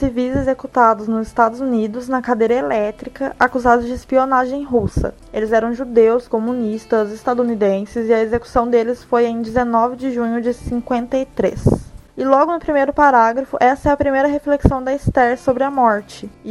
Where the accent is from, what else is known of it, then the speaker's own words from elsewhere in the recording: Minas Gerais, Brazil; dona de um sotaque que poderia muito bem ter sido criado pelo Dr. Frankenstein, já que eu sou mineira, moro no Rio Grande do Sul há 4 anos